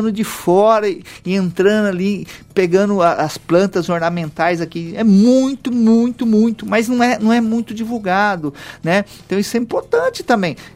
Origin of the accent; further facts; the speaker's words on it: Lins, São Paulo, Brazil; Eu sou da cidade de Lins, uma cidade de 90 mil habitantes.